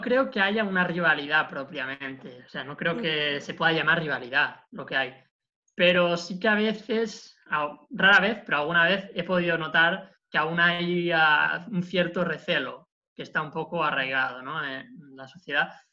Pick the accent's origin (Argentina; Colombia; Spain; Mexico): Spain; Barcelona province, Catalonia; moved away as an adult; now in Porto, Portugal; soy estudiante de último año del grado en lingüística de la Universidad de Barcelona, provincia de donde soy originario